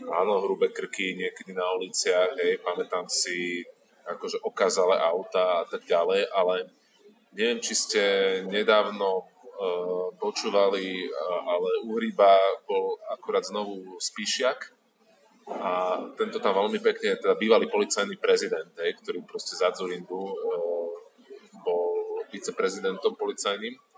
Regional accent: Bratislava, Bratislava Region, Slovakia; Ja teda osobne som z Bratislavy, e, že, ale v 90. rokoch som chodil základnú školu

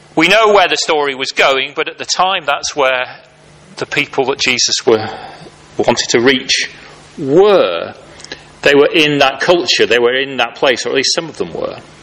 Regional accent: United Kingdom; as British people, often, at least in the cultures that I grew up

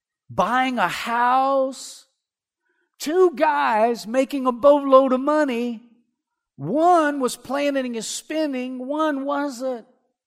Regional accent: Erath, Louisiana, United States; I remember whenever I was growing up, I had two friends that worked, you know, I'm from Erath, not next door to Delcom, and there's, you know, the shrimping industry there.

